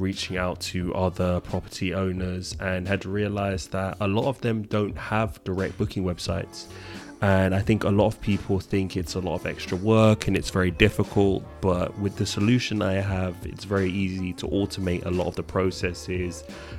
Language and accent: English; London, United Kingdom; I am originally from London.